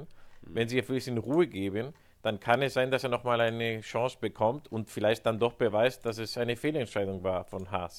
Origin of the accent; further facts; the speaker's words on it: Spain; Ich sage als Spanier